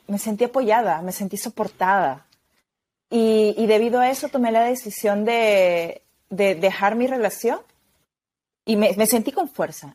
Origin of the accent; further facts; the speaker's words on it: Peru; moved away as an adult; now in Spain; me fui de mi país, porque yo soy de Perú, vivo en España